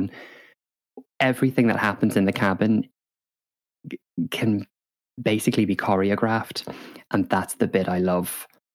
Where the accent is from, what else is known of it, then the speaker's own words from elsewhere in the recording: Northern Ireland, United Kingdom; I grew up in Northern Ireland